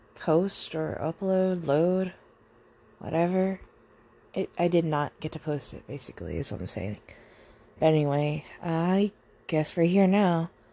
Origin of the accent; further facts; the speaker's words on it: Southern Virginia, United States; I am from Virginia. Specifically Southern Virginia